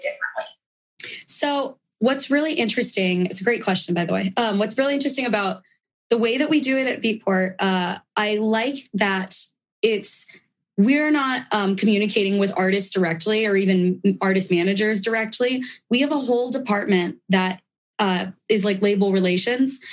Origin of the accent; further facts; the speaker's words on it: San Diego, California, United States; being from San Diego